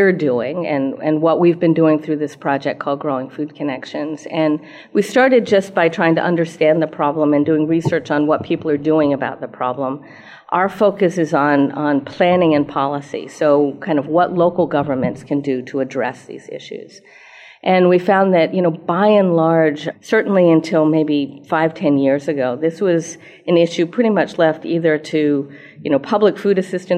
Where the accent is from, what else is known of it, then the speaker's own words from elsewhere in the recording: New York City, New York, United States; moved away; I grew up in New York City